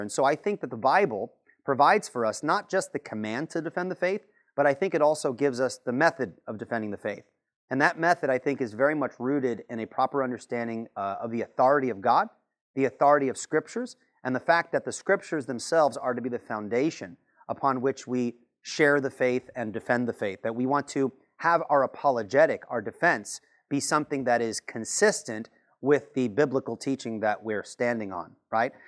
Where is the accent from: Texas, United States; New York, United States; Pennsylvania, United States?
New York, United States; Patchogue; now in North Carolina, United States; Originally, I was born and raised in Patchogue, uh, New York, Long Island, right here